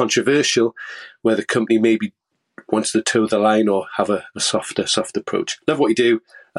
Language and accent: English; Scotland, United Kingdom; Hey, Seth. … I'm from Scotland.